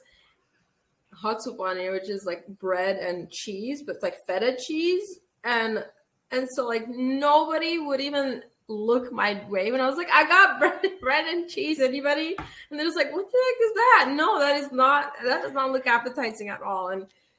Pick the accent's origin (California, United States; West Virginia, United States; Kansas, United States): California, United States; Los Angeles; first language Armenian; English is a second language; I was born in Los Angeles at Glendale Adventist Hospital.